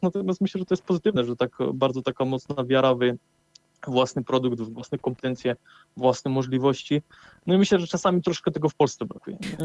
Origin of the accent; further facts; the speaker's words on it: Poland; Pracuję na granicy polsko-czeskiej, y, skąd pochodzę.